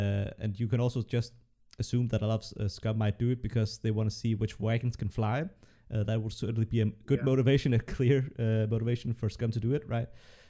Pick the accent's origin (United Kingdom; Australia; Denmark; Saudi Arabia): Denmark; English is a second language; And I'm from Denmark, and even though, like, for a Dane, I speak English well